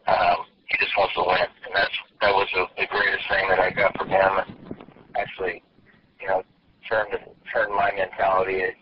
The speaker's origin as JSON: {"language": "English", "region": "California", "country": "United States", "said": "You know, I was from California, and you know, went to when I was younger was able to go to some Dodger games."}